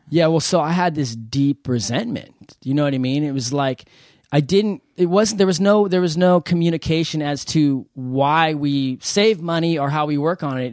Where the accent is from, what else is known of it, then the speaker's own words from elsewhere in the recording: San Diego, California, United States; I'm from San Diego